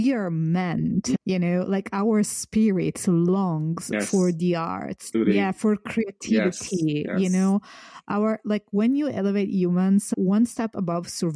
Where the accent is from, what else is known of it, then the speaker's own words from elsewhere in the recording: Florence, Tuscany, Italy; I come from Florence